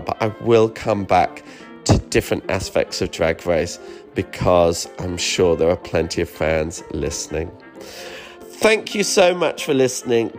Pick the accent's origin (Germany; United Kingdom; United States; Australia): United Kingdom; Me being a British queen